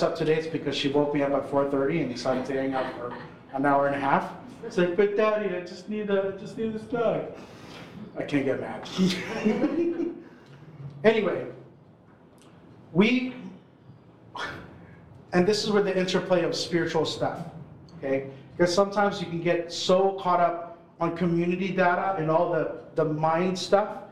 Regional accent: Philippines; now in Toronto, Canada; I'm Filipino

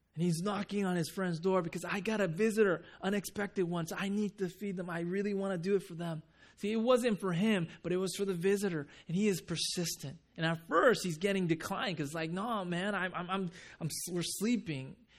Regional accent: Japan; moved away; I'm from Japan

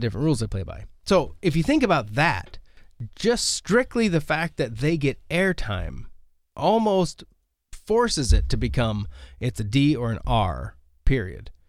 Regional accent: United States; as an American, I was born here, so I have no immigration experience

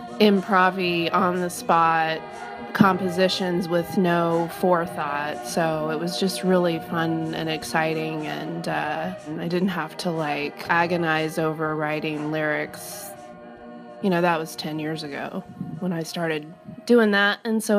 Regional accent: the South, United States; It's almost the antithesis, I would say, growing up in the South compared to New York City.

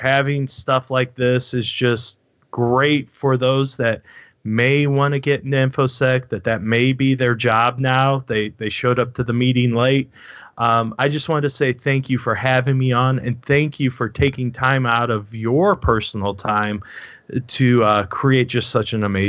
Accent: Missouri, United States; that's show me state is Missouri. I'm from Missouri.

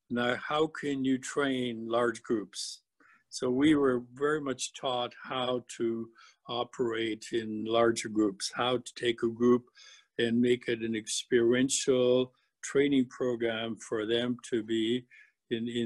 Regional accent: British Columbia, Canada; we came from British Columbia to Manitoba in 1965, and we've always wanted to go back home to British Columbia.

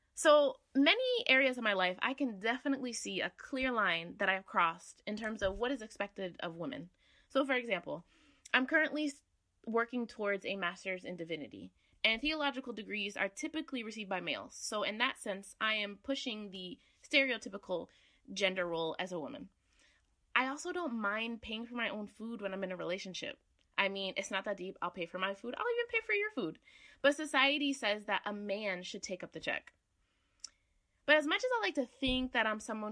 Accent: Connecticut, United States; I'm from Connecticut.

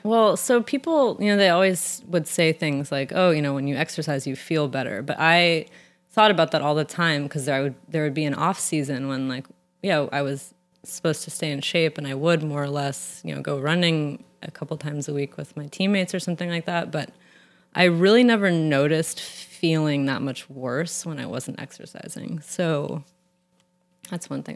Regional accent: San Francisco, California, United States; I grew up in San Francisco

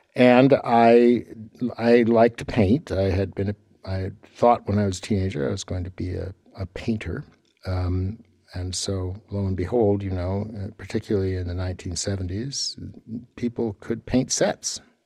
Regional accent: Sacramento, California, United States; moved away as an adult; also born or lived in Washington; now in Vancouver, Canada; I was born in Sacramento, which is quite a lot like Edmonton, uh, only a great deal hotter and no snow.

